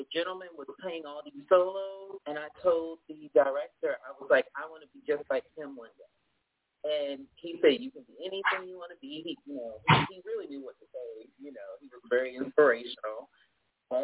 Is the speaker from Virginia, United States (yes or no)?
yes; Norfolk, Virginia, United States; I was born in Norfolk, Virginia, but my family is from Virginia all the way down, you know, South.